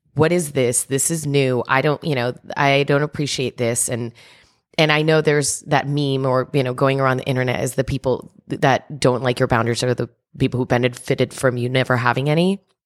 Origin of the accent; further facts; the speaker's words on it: New Jersey, United States; I'm Cuban and I'm from New Jersey